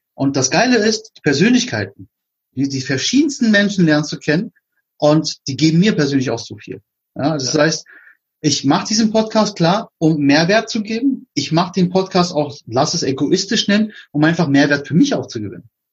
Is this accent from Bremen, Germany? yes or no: no; Berlin, Germany; ich komme aus Berlin, da sagt man, es mir Rille